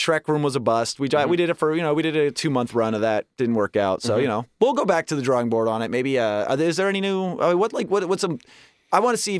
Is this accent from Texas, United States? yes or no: no; Westchester, New York, United States; I'm from Westchester, okay?